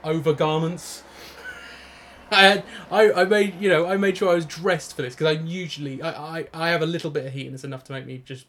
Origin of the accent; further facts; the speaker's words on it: Norwich, East of England, United Kingdom; we come from Norwich and we live in Norwich.